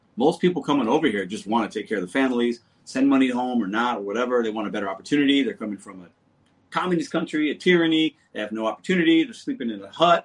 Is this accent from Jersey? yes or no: no; St. Louis, Missouri, United States; I am from St. Louis.